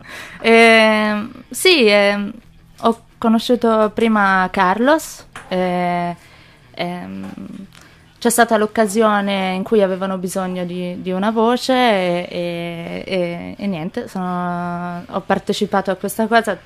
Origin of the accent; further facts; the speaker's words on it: Pistoia, Tuscany, Italy; also born or lived in Manchester; sono nata a Pistoia, però il mio, il mio, babbo è inglese